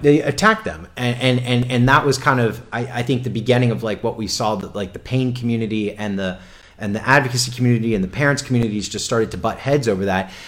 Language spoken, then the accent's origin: English; South Florida, United States; I'm from South Florida